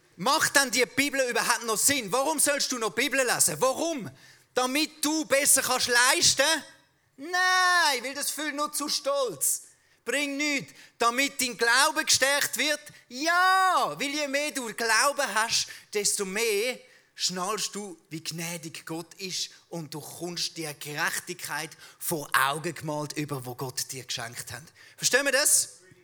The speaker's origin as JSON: {"language": "German", "country": "Switzerland", "accent": "Swiss German", "said": "unser Schweizerdeutsch extrem eckig und kantig ist"}